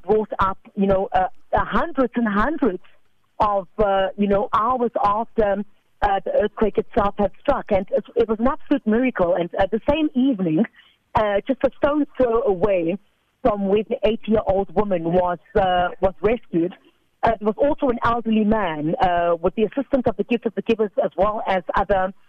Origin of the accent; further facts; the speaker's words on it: South Africa; I'm South African.